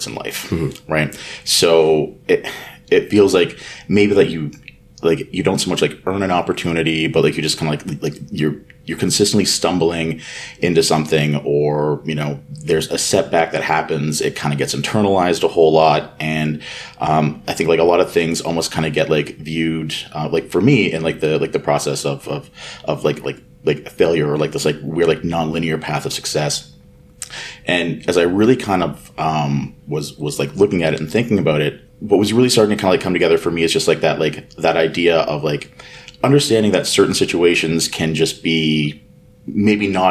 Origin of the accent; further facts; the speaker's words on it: Kitchener-Waterloo, Ontario, Canada; I'm from Kitchener-Waterloo, Ontario, which is in Canada.